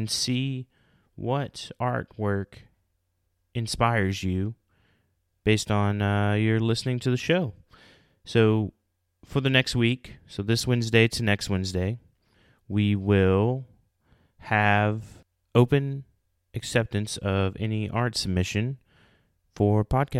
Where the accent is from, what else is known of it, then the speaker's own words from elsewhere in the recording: Oklahoma, United States; moved away; I'm in the great state of Oklahoma. Many of you know my home state